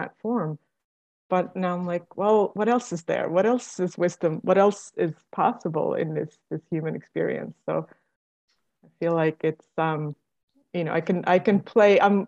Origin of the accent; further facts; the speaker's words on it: Estonia; moved away; I'm originally from Estonia.